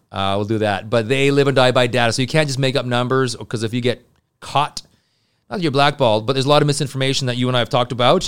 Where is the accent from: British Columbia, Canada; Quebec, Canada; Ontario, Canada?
Quebec, Canada; Montreal; I'm from Montreal